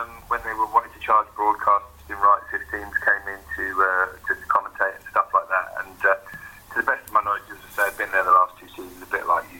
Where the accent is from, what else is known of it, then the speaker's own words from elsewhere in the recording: Cambridge, East of England, United Kingdom; moved away; I'm not from Hampshire or Surrey, you know, I'm from Cambridge